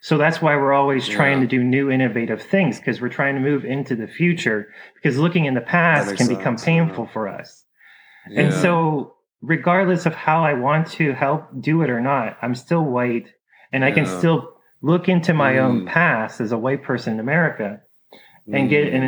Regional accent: Ohio, United States; moved away; I grew up in Ohio

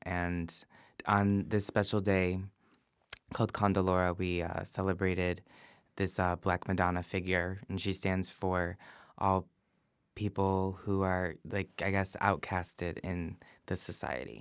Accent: Livonia, Michigan, United States; moved away as an adult; now in San Francisco, United States; born and raised in Livonia, Michigan

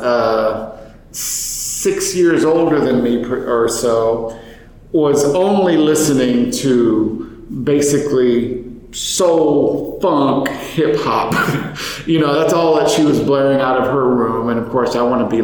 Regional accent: Austin, Texas, United States; also born or lived in Chicago, Illinois; now in San Marcos, United States; my hometown of Austin, Texas.

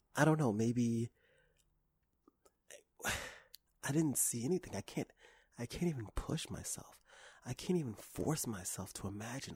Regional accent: New York City, New York, United States; when I was a child, I was raised in Harlem

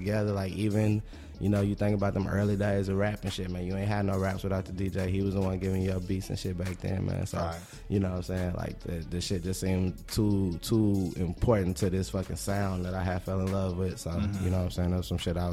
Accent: Fort Worth, Texas, United States; I'm from Fort Worth, Texas

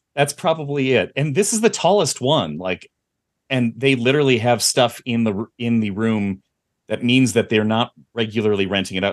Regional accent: Midwest, United States; growing up in the Midwest

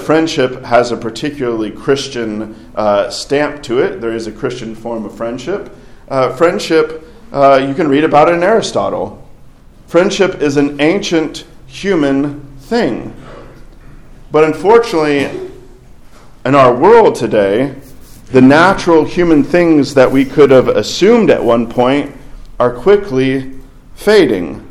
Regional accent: Arkansas, United States; I grew up in Arkansas

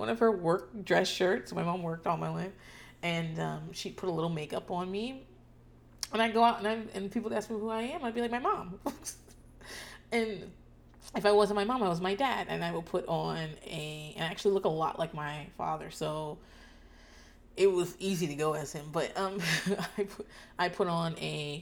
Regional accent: Northeast, United States; now in Austin, United States; I'm from the Northeast

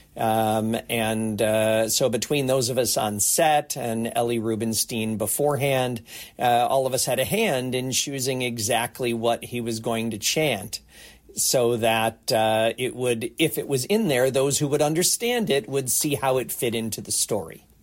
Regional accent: United States; now in Toronto, Canada; I'm a proud Canadian, I'm originally from the States

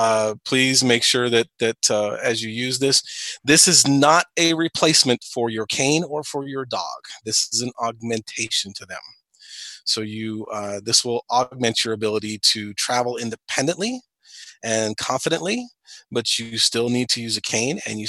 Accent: Springfield, Illinois, United States; I'm from Springfield, Illinois

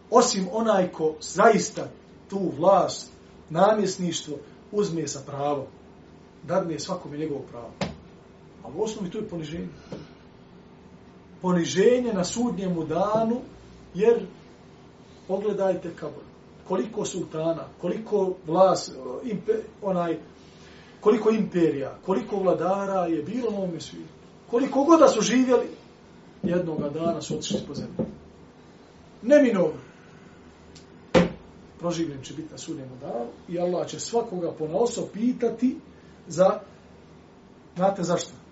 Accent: Bosnia & Herzegovina; na ovom lokalnom planu kod nas u Bosni

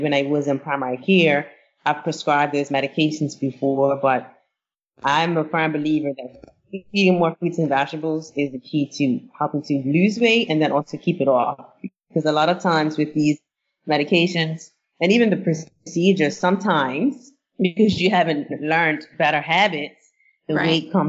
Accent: Bermuda; now in United States; And I grew up in Bermuda

